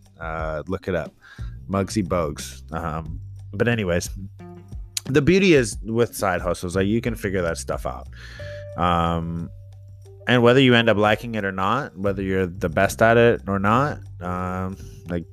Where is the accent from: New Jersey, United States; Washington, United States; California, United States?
California, United States; San Jose; from South San Jose